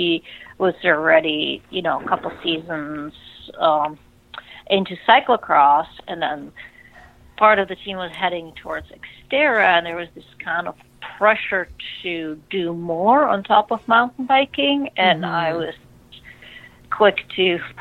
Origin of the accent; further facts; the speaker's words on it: Czechia; moved away as an adult; I grew up in Czech Republic